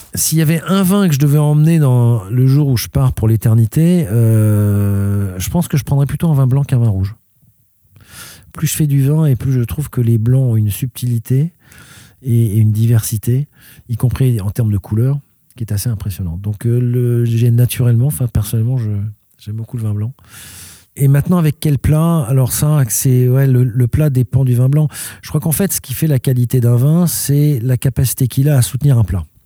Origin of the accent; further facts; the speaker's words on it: Paris, Île-de-France, France; moved away as an adult; now in Gironde, France; je suis un étranger parce que je suis né à Paris, mais d'une mère suédoise à un père français